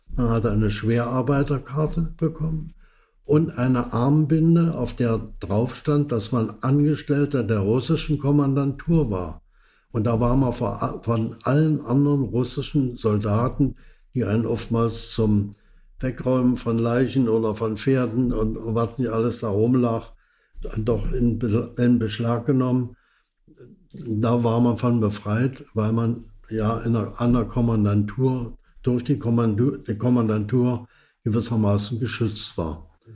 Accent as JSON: {"language": "German", "town": "Dresden", "region": "Saxony", "country": "Germany", "tie": "born or raised there", "also_born_or_lived": "Berlin / Austria", "said": "Also geboren bin ich in Berlin, in Berlin-Neukölln, in der Nähe von Hermannsplatz. Dort war ich die ersten fünf Jahre. Meine Eltern haben sich später scheiden lassen. Anschließend war ich in Dresden"}